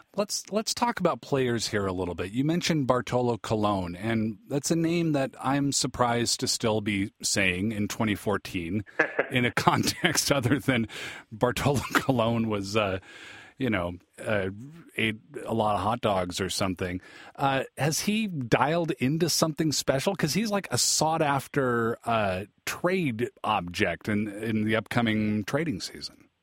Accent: Seattle, Washington, United States; I'm from Seattle

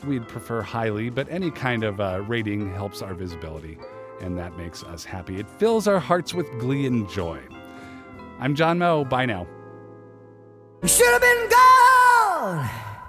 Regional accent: Seattle, Washington, United States; moved away; I'm originally from Seattle

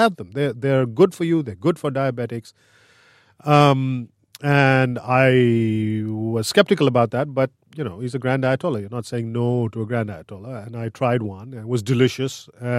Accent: India; I'm an editor-at-large at Quartz. I grew up in India, and when I was 5 or 6 years old, our upstairs neighbor went to Iran and came back.

